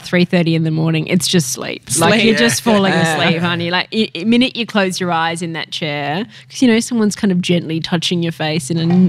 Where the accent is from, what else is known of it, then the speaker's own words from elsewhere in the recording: Tokyo, Japan; For me, because I grew up in Tokyo too, you know, like I'm used to that incredible pace